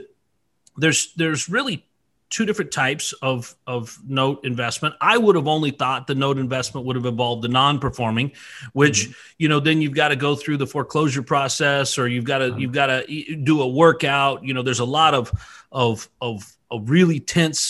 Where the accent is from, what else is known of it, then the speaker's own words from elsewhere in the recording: Idaho, United States; born and raised in Idaho